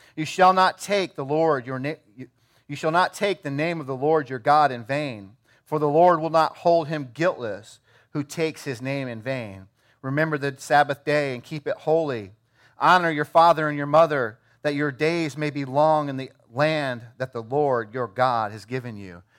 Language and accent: English; Iowa, United States; I'm from Iowa